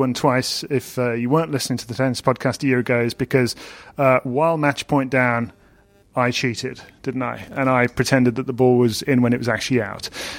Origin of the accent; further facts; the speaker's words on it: United Kingdom; I am British